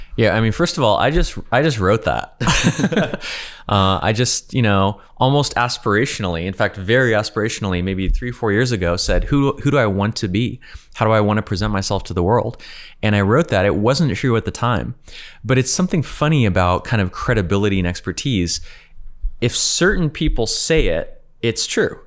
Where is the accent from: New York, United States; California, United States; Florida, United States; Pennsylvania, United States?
California, United States; also born or lived in Ukraine / San Francisco; I'm from California